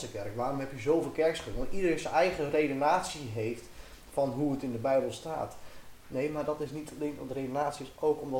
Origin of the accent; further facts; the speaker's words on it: Ermelo, Gelderland, Netherlands; Eh, nou, nou, we komen uit Ermelo en eh, nou, we komen hier wonen, we zijn ergens op zoek.